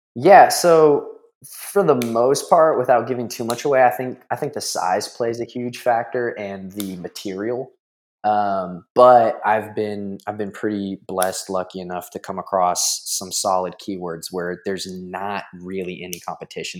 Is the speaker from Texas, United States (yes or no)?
yes; San Antonio, Texas, United States; I'm from San Antonio, Texas